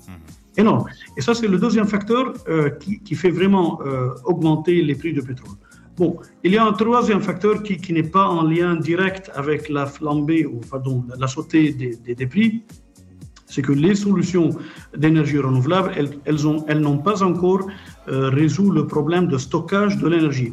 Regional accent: Lebanon; moved away as an adult; also born or lived in Montpellier, France / Paris, France; now in Khobar, Saudi Arabia; J'ai été élevé au Liban

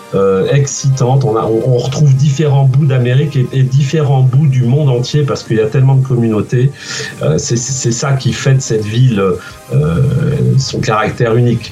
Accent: Guérande, Pays de la Loire, France; moved away as an adult; also born or lived in Redon / Paris; now in New York, United States; je suis né à, à Guérande. J'ai toute ma famille qui est, qui au sud, sud-Bretagne, enfin entre Nantes, Nantes et Vannes. Euh, j'y j'y suis né, j'ai fait mes études ici. Ensuite, je suis parti au lycée à Redon

